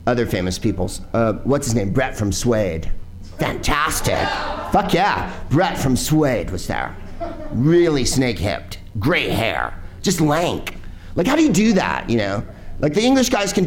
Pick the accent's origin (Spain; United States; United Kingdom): United States; San Francisco, California; I'm from San Francisco